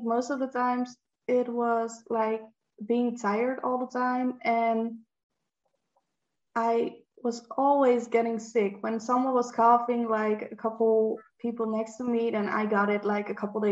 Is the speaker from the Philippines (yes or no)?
no; Netherlands; English is a second language; I'm from the Netherlands and I'm 23 years old.